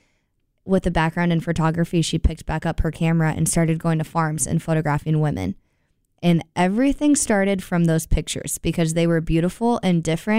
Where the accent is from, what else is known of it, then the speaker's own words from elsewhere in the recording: Iowa, United States; Yeah, I come from Iowa, so the East Coast.